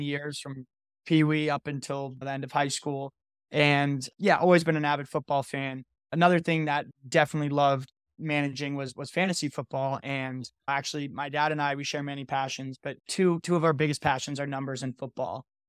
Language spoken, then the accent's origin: English; Connecticut, United States; I'm actually from Connecticut